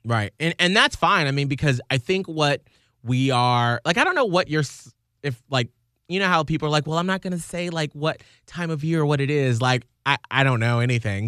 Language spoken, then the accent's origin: English; Atlanta, Georgia, United States; now in Saint Petersburg, United States; I'm from Atlanta